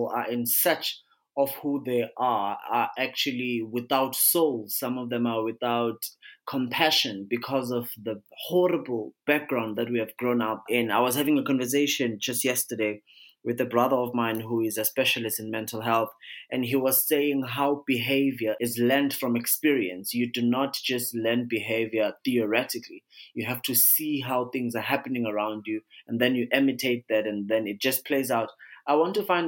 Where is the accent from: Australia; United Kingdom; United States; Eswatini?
Eswatini; I'm from the Kingdom of Eswatini